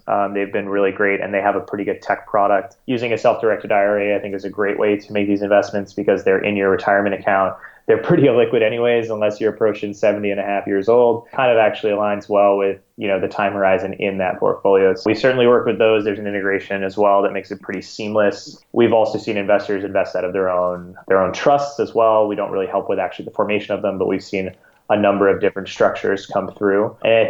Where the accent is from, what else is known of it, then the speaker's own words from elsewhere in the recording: Singapore; When I was maybe about 9 or 10 years old, I grew up in Singapore. I went to an American school there, grew up in Singapore, but every summer we'd go back to California where my grandparents were.